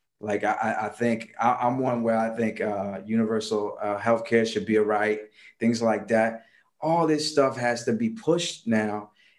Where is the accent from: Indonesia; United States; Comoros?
Comoros; English is a second language; I come from the Comoros Islands. Let me tell you something about the Comoros Islands. You probably never heard of it, from Lower East Africa.